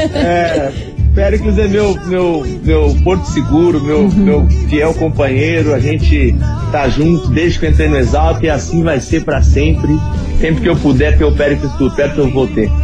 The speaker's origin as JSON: {"language": "Portuguese", "town": "Ponta Porã", "region": "Mato Grosso do Sul", "country": "Brazil", "tie": "born or raised there", "also_born_or_lived": "Presidente Prudente, São Paulo", "said": "eu nasci em Presidente Prudente, interior de São Paulo, e eu cresci em Ponta Porã, no Mato Grosso do Sul"}